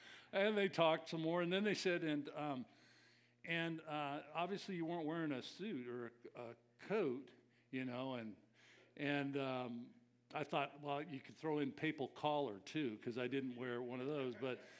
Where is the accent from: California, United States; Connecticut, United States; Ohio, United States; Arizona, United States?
California, United States; I came from Southern Cal, so we didn't know formal down there.